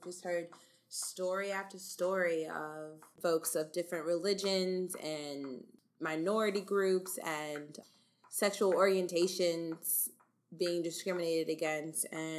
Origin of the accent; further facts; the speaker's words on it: Cary, North Carolina, United States; I grew up in Cary, North Carolina, but because of my dad's job, we moved around a ton.